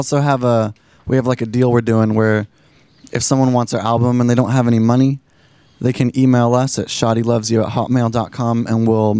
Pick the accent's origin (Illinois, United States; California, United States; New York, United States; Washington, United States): Washington, United States; Kirkland; Yeah, we're all from Kirkland, from Thin Hill, the same hill.